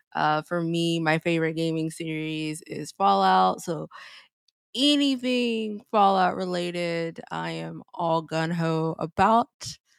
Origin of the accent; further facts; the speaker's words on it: South Carolina, United States; born and raised in South Carolina